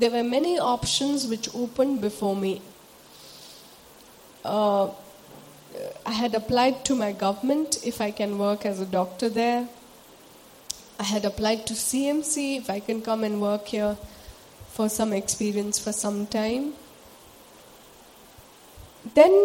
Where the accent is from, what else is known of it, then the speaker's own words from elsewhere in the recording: Sikkim, India; moved away as an adult; should I stay back in my hometown? My home is a beautiful place. For those of us who don't know where I come from, I'm from Sikkim.